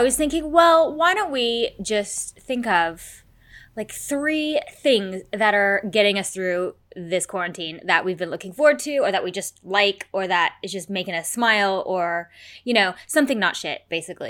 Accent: United States; moved away; I'm American.

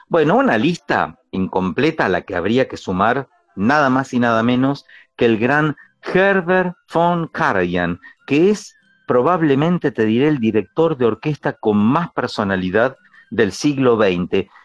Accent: Pehuajó, Buenos Aires Province, Argentina; soy del campo, que soy de Peguajó

